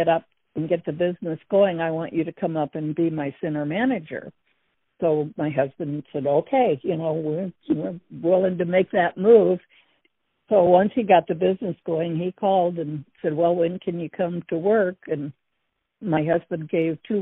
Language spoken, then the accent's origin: English; Burbank, California, United States; moved away as an adult; also born or lived in Denver, Colorado / Santa Ana, California / Norco, California / northern Idaho; now in Idaho, United States; we both grew up in Southern California